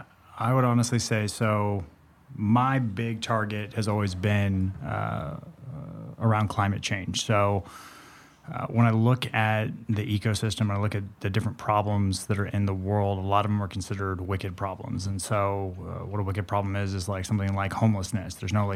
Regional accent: Santa Monica, California, United States; born or raised there

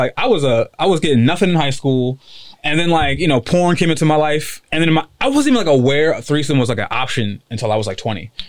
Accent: New York, United States; moved away as an adult; also born or lived in Pennsylvania; now in Detroit, United States; I'm originally from New York. I left New York when I was 22. Then I was in Pennsylvania for 10 years. Then I was just doing some fucking soul searching and kind of just randomly ended up in Detroit, and I've been here for 2 years.

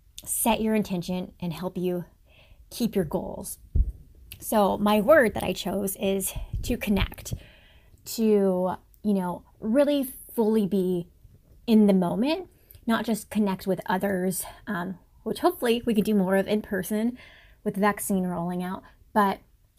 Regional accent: Guam; I'm originally from Guam, the U.S. territory in the Pacific, and I am NAU's social media manager.

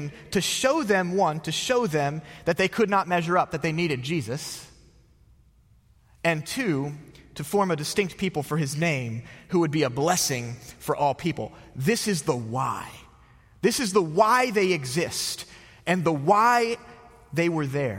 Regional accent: outside of Philadelphia, Pennsylvania, United States; moved away; I grew up outside of Philadelphia.

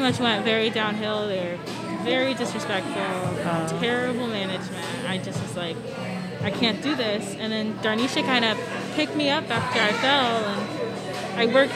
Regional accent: south side of Washington, United States; grew up in kind of like the south side of Washington

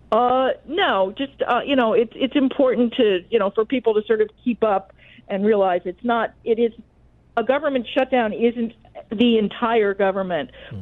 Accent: Washington, District of Columbia, United States; I grew up in Washington D.C., so obviously I'm often surrounded by people who have some link to the federal government

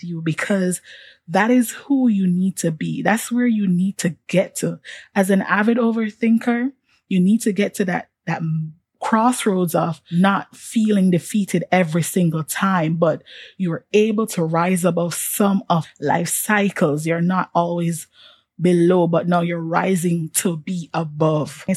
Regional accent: Jamaica; moved away as an adult; also born or lived in Washington, D.C., United States; being a Jamaican, on top of all of that, being an international student

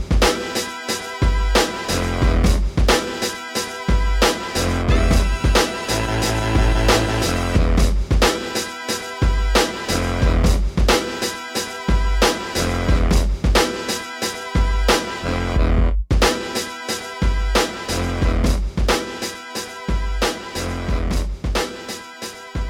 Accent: Missouri, United States; I'm from Missouri, the show me state

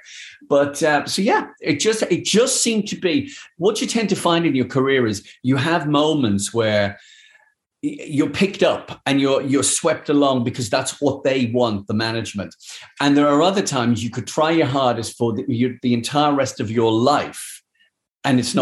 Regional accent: Dublin, Leinster, Ireland; moved away as an adult; also born or lived in London; growing up in Dublin

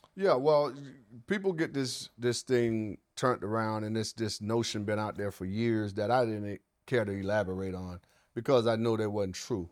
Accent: the South, United States; I was raised in the South

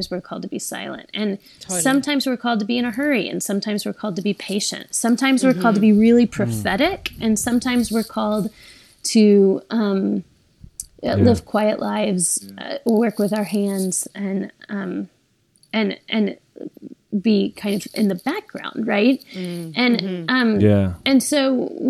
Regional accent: the South, United States; I grew up in the South as a woman

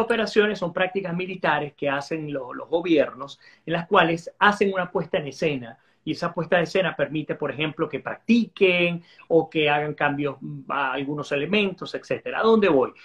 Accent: Venezuela; Aquellos que somos venezolanos

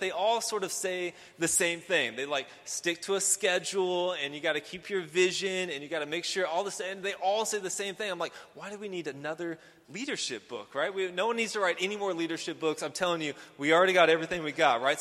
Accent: Houston, Texas, United States; I grew up here in Houston

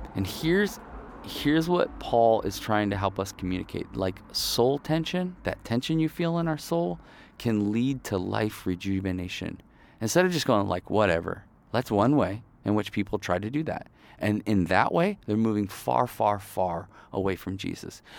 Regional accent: Ohio, United States; also born or lived in Kalamazoo, Michigan / northern Michigan; I was born in Kalamazoo, Michigan, which is more southern, um, and then I grew up in Ohio, basically. But we were always in Michigan

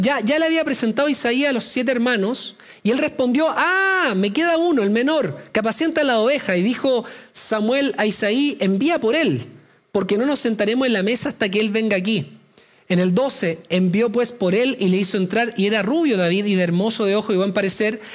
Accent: Chile; los que somos chilenos

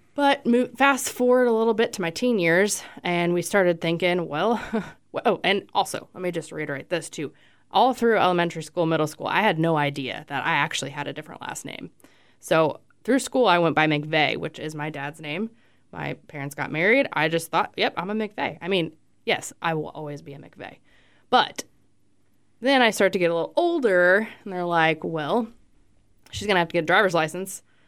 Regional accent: Fort Myers, Florida, United States; moved away; I was born in Fort Myers, Florida.

